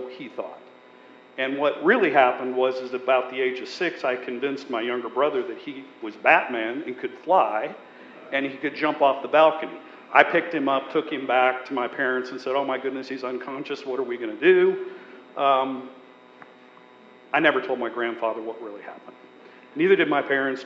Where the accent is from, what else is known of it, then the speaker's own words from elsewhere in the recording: Montana, United States; I was born and raised in Montana, a very, very small town